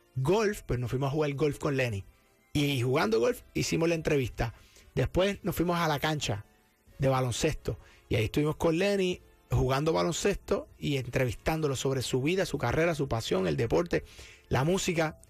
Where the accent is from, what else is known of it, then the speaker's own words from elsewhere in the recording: Cabo Rojo, Puerto Rico; accent: Puerto Rican; now in San Juan, Puerto Rico; de allá, natural de Cabo Rojo y adoptado en San Juan hace muchos años. Este, pero sí, Boricua